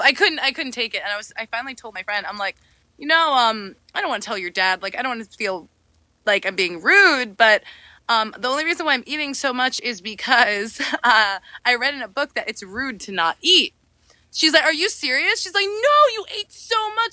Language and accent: English; New York, United States; I'm from New York